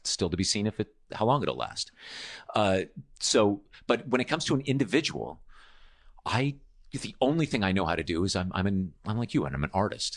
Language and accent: English; United States; moved away as an adult; being born American.